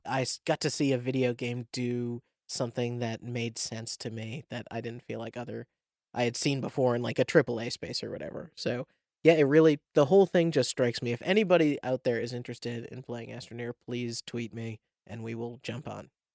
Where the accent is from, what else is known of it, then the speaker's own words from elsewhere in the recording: New England, United States; I'm from New England, so it's literally called New England